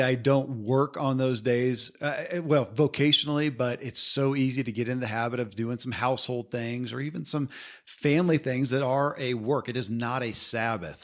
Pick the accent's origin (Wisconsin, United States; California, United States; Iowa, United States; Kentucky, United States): Kentucky, United States; I grew up in Kentucky